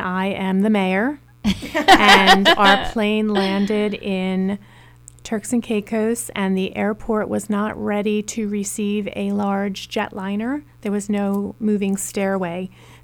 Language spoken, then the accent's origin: English; Long Island, New York, United States; moved away as an adult; also born or lived in Brooklyn, New York / Albany, New York / Manhattan; now in Philadelphia, United States; I grew up in Long Island, born in Brooklyn, New York, grew up in Long Island